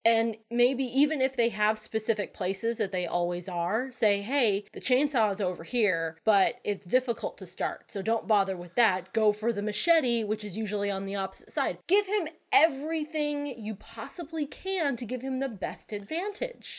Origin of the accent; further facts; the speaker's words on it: Connecticut, United States; moved away; also born or lived in New Hampshire; I grew up calling them rotaries in Connecticut.